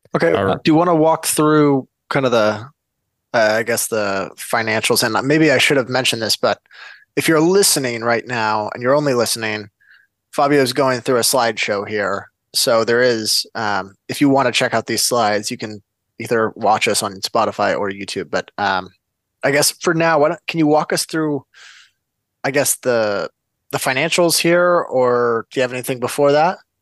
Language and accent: English; West Coast, United States; we're from the West Coast